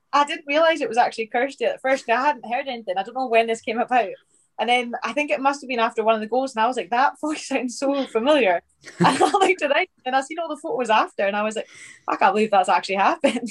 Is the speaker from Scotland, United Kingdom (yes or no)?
yes; north of Scotland, United Kingdom; also born or lived in Livingston; I moved up uh, up to Och um, and I stayed up there till obviously like after school